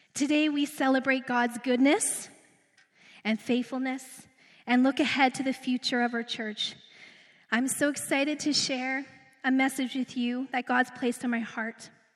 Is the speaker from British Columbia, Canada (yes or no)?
no; Redwater, Alberta, Canada; also born or lived in Edmonton, Canada; now in Beaumont, Canada; I'm like small town girl. I'm, I came from Redwater. Then I lived on the north side of Edmonton to go to school.